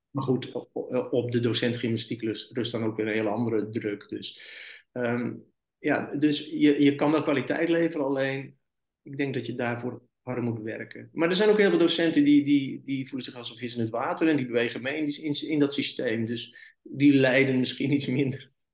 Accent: North Brabant, Netherlands; moved away as an adult; now in Middelburg, Netherlands; Ik ben een Brabander

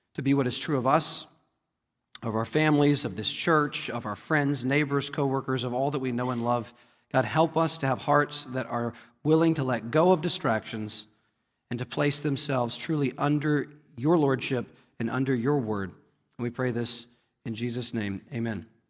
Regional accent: United States; we as American Christians

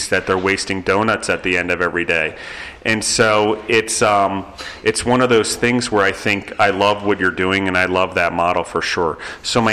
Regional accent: East Coast, United States; moved away; also born or lived in New York City; growing up on the East Coast

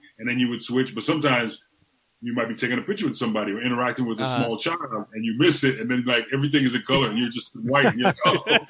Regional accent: Trinidad & Tobago; moved away; also born or lived in Tampa, Florida; I'm from Trinidad and Tobago, so I'm from the West Indies.

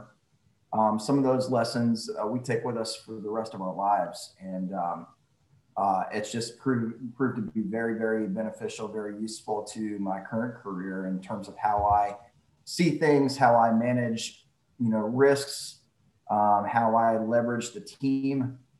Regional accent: Charleston, South Carolina, United States; I was raised here in Charleston

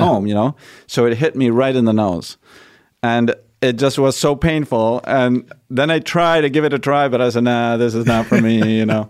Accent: Argentina; moved away; I'm from Argentina, I grew in Arge, grew up in Argentina

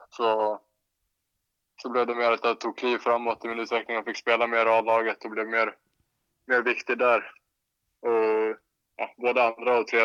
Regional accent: Gotland, Sweden; jag vet faktiskt inte varför det har blivit så, men jag har aldrig haft någon gotländska riktigt.

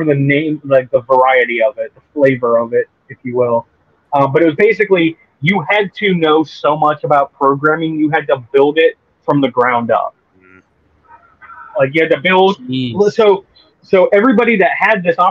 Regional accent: Bahamas; growing up in the Bahamas without movie theaters.

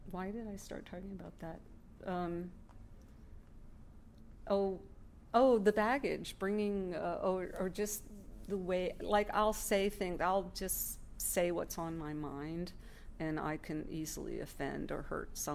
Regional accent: New York, United States; All right, I'm from New York, and uh, we don't

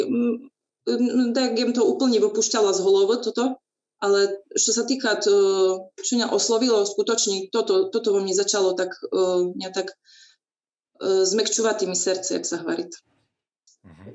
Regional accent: Bardejov, Prešov Region, Slovakia; ja pochádzam z Bardiova. E, vlastne tam im sa aj narodila, vyrostala, chodila na základnú školu

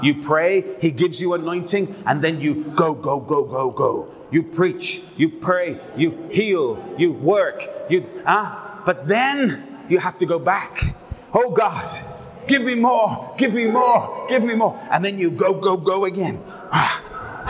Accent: United Kingdom; I'm a British guy.

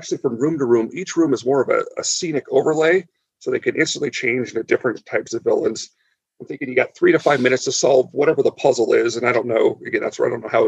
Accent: Southern California, United States; I grew up in Southern California

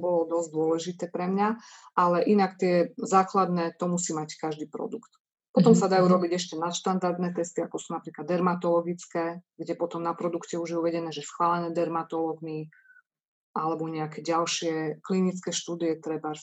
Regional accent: eastern Slovakia, Slovakia; sme z východného Slovenska

